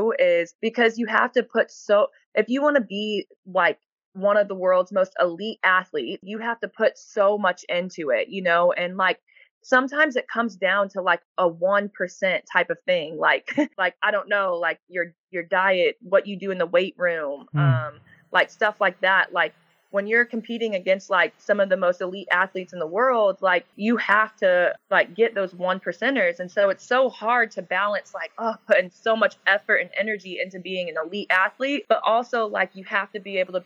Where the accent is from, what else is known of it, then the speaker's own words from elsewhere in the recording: United States; moved away as an adult; also born or lived in Perth; now in Sydney, Australia; I grew up in America, the first 21 years of my life